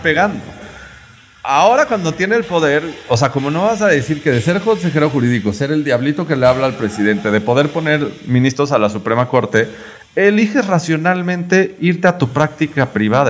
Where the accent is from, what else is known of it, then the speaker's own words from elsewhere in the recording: Yucatán, Mexico; yo como un yucateco, o sea, como yucateco